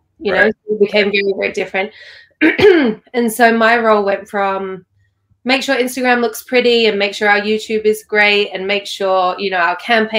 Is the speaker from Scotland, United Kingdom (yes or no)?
no; London, United Kingdom; moved away as an adult; also born or lived in Sydney, Australia; now in Los Angeles, United States; I'm born and raised in London until I was 18